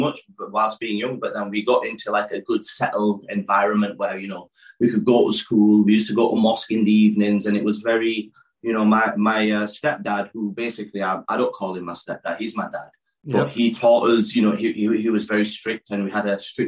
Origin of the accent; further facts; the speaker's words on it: Dewsbury, Yorkshire and the Humber, United Kingdom; also born or lived in Karachi, Pakistan; growing up in Dewsbury